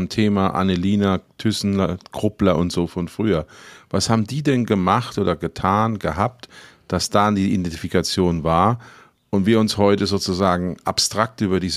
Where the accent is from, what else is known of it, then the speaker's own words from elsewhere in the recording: Ludwigshafen, Rhineland-Palatinate, Germany; Oder aus meiner Heimatstadt Ludwigshafen, die BSF, wir sind ….